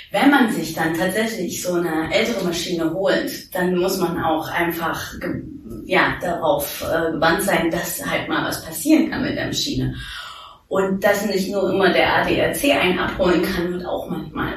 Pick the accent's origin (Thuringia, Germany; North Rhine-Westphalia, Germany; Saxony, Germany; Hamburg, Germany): Thuringia, Germany; also born or lived in New York; now in Berlin, Germany; Ich komme aus Thüringen